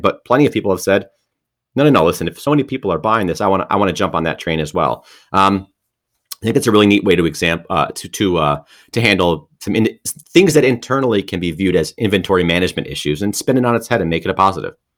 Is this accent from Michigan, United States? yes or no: yes; Detroit, Michigan, United States; I'm from Detroit